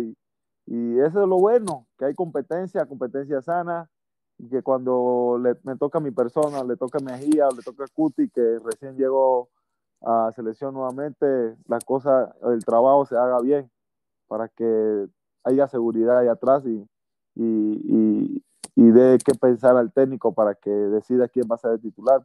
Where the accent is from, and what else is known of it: Panama